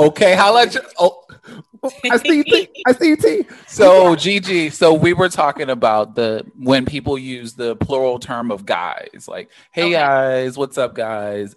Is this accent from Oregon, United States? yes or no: no; Baltimore, Maryland, United States; growing up in Baltimore. Granted, we were like super young with the crack era